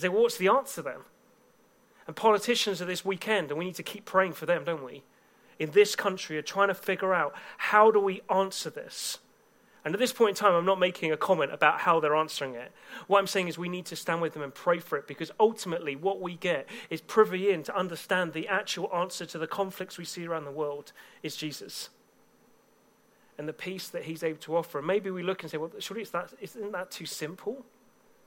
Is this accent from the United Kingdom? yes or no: yes; England, United Kingdom; I'm from England